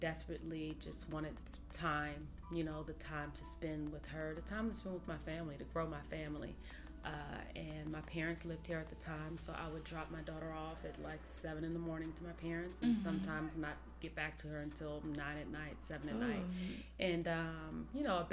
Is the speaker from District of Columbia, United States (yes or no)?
yes; Washington, District of Columbia, United States; moved away as an adult; also born or lived in Indiana; now in Atlanta, United States; I am originally from Washington, D.C.